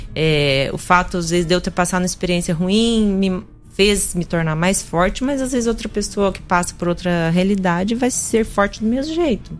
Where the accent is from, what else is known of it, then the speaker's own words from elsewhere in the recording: Ponta Grossa, Paraná, Brazil; first language Russian; Portuguese is a second language; now in Rio Verde, Brazil; eu nasci no Brasil, em Ponta Grossa, Paraná, eu sou brasileira tenho a descendência russa. Eu falo em russo